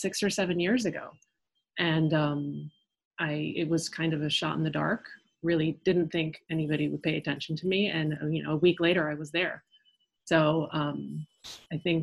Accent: New York, United States; first language French; English is a second language; my parents are French and I am French and I didn't speak English until about, I would say, the second grade, but I was born in New York.

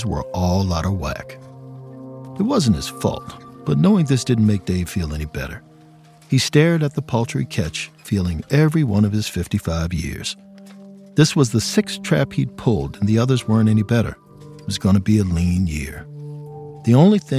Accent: Maryland, United States; I'm from Maryland, born and raised

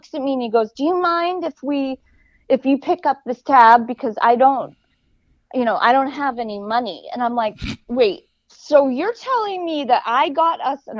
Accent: Los Angeles, California, United States; I came from Hollywood

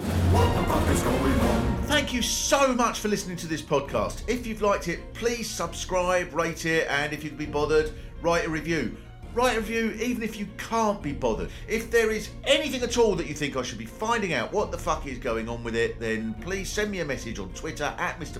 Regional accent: Kent, South East England, United Kingdom; I was brought up in Kent, so I was uh, pretty near to France.

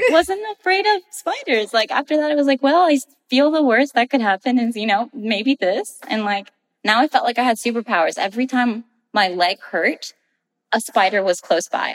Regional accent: Rio Grande Valley, South Texas, United States; moved away as an adult; I am from the Rio Grande Valley, which is South Texas, really close to the Mexican American border. That's where I spent most of my life

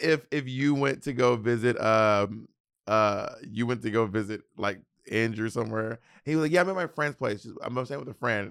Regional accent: the South, Southern United States, United States; accent: Southern twang; I have a little bit of a Southern twang

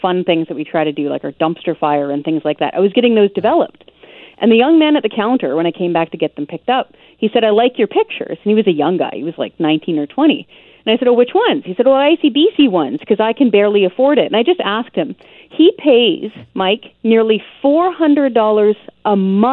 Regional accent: British Columbia, Canada; moved away as an adult; also born or lived in Ontario / Nova Scotia; I was born and raised in British Columbia, first got my driver's license here

